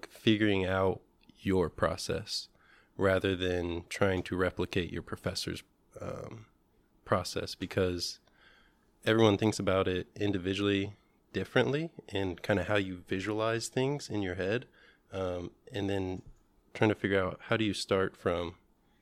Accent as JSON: {"language": "English", "town": "Indianapolis", "region": "Indiana", "country": "United States", "tie": "born or raised there", "said": "I grew up here in Indiana, in Indianapolis."}